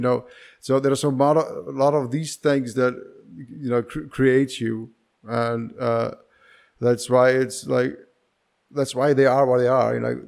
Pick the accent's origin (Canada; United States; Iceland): Iceland; now in Prague, Czech Republic; I'm from Iceland